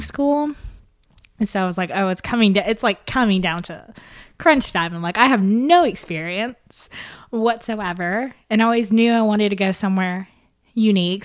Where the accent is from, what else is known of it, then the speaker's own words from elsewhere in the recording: Lexington, Tennessee, United States; also born or lived in Indonesia; now in Memphis, United States; I was born in Indonesia, but I grew up in a small town, America, in Lexington, Tennessee